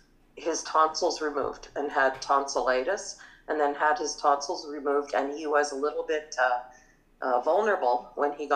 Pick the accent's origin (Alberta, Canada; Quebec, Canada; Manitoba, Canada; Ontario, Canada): Manitoba, Canada; Morris; we grew up in small town Morris